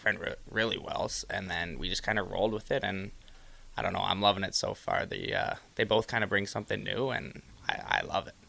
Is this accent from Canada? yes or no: yes; Ottawa, Ontario, Canada; I'm from Ottawa